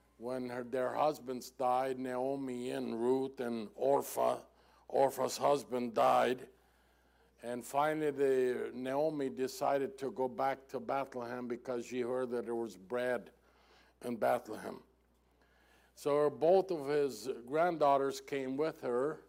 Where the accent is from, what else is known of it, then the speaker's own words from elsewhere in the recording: Mexico; first language German; English is a second language; Even though I was born in Mexico, I was born in a German language and culture, so that's the reason for my strange accent